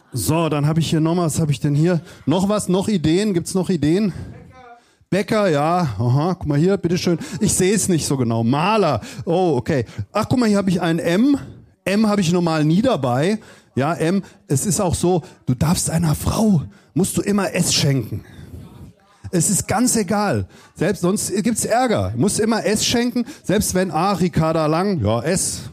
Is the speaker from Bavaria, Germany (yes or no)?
no; Southern Hesse, Germany; ich komme aus Südhessen